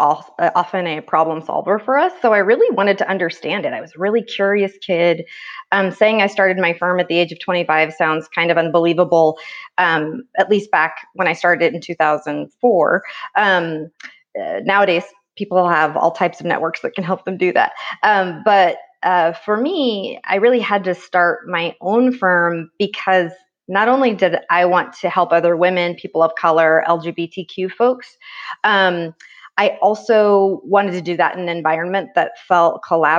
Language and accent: English; Oroville, California, United States; where I grew up is about 30 minutes away, actually, from the college town, but it was really a world away in Oroville